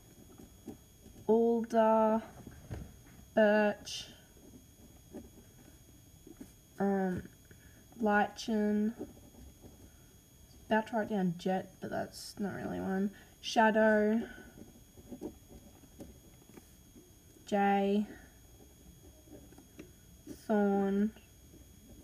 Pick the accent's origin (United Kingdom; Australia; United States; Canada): Australia; accent: Australian; because I've got an Australian accent